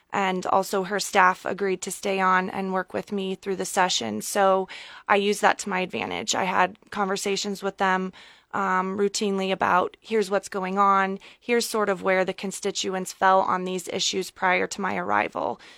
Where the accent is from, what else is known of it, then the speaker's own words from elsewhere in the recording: Columbus, Nebraska, United States; moved away as an adult; also born or lived in Omaha, Nebraska; now in Lincoln, United States; I am born and raised in Columbus, Nebraska.